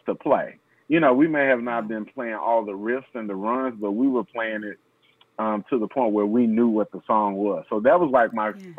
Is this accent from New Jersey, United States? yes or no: no; Nashville, Tennessee, United States; I'm from Nashville, Tennessee, Music City